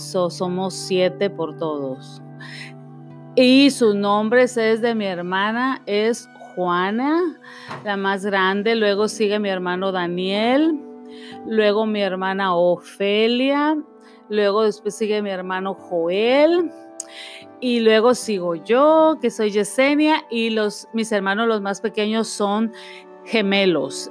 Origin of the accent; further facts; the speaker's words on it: Nayarit, Mexico; moved away; yo nací en México, en el estado de Nayarit